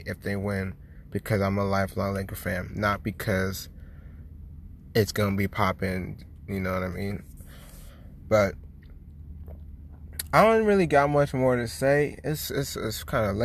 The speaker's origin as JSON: {"language": "English", "town": "San Diego", "region": "California", "country": "United States", "tie": "born or raised there", "also_born_or_lived": "Oceanside, California / Boston", "said": "I'm from San Diego"}